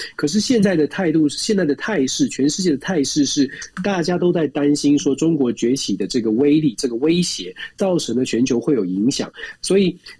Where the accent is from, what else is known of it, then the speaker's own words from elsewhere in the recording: Taiwan; moved away; 毕竟我们在台湾也长大